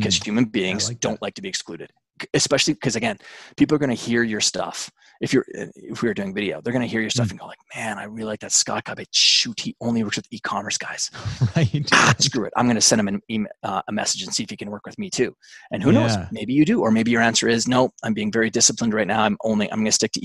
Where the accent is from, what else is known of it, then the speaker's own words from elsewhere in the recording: Alberta, Canada; I'm Canadian. I grew up in a big farm and ranch in Alberta, Canada.